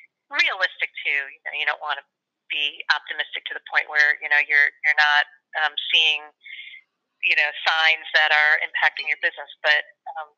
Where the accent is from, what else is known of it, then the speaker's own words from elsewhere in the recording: Chicago, Illinois, United States; I'm from Chicago